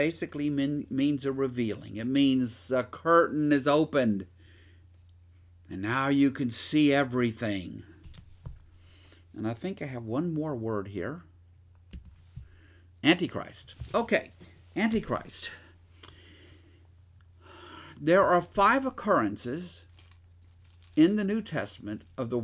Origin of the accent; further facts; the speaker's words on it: Shreveport, Louisiana, United States; also born or lived in Minden, Louisiana; I grew up in one world, and in Shreveport and Minden and other parts of Louisiana